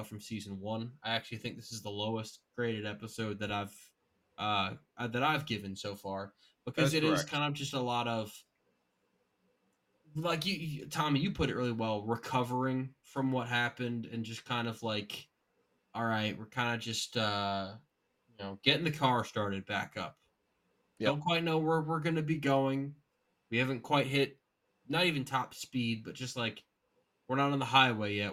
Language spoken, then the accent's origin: English; South Brunswick, New Jersey, United States; I grew up in South Brunswick